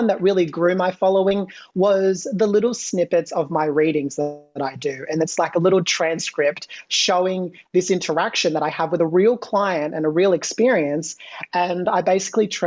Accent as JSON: {"language": "English", "country": "Australia", "said": "Australian. Yes, I'm Australian."}